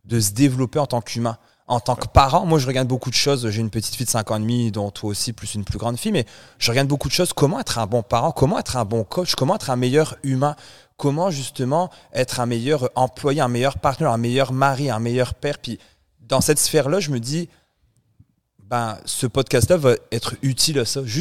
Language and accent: French; France; now in Canada; Je suis Français d'origine là. Je suis canadien. Français d'origine.